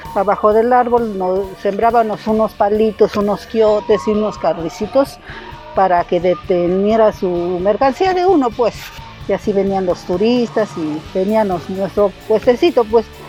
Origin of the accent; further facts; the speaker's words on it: Santo Tomás Jalieza, Oaxaca, Mexico; de Santo Tomás Caliesa. Soy nativa de acá